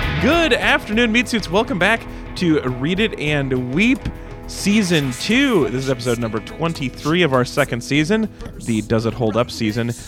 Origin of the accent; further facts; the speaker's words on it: Reno, Nevada, United States; I grew up in Reno, which had every casino had a 24 hour diner in it